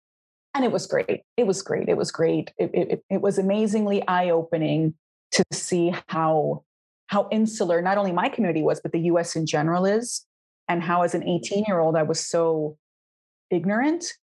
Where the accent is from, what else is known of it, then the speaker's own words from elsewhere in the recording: Hialeah, Florida, United States; moved away as an adult; also born or lived in Miami, Florida; now in Spain; So I was born quite a few decades ago in Miami, Florida, but I in a hospital in Miami, Florida, but I'm from Hialeah, Florida, very proudly, La Ciudad que Progresa. And it's, especially when I was born, but even so now, it's 90% Cuban.